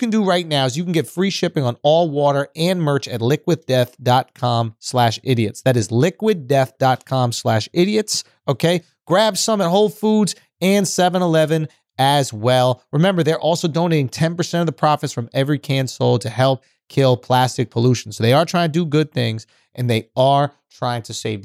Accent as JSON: {"language": "English", "town": "New York City", "region": "New York", "country": "United States", "tie": "born or raised there", "said": "As a New Yorker"}